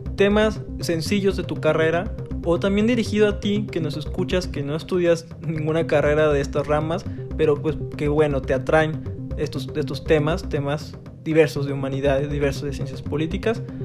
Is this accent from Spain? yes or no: no; Mexico; los que somos de México